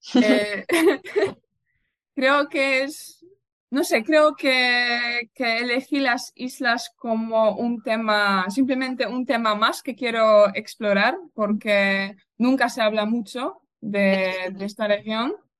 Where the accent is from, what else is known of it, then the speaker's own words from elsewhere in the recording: Poznań, Greater Poland, Poland; Spanish is a second language; soy de Poznan, de hecho he vivido aquí toda, toda mi vida